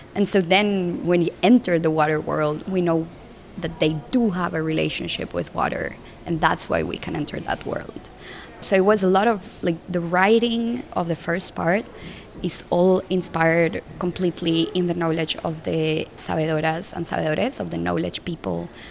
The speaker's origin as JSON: {"language": "English", "country": "Colombia", "tie": "born or raised there", "also_born_or_lived": "Mexico / Brussels", "moved": "as an adult", "said": "I'm from Colombia and I grew up in Colombia"}